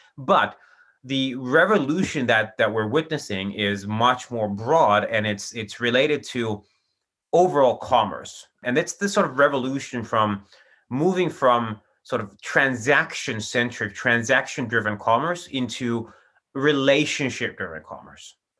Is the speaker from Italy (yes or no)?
no; Finland; also born or lived in Chicago; I'm from Finland, and that's where I'm based today